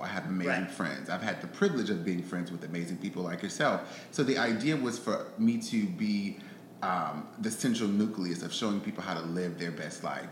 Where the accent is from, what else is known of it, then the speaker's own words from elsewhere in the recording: Houston, Texas, United States; moved away as an adult; also born or lived in Atlanta; me Houston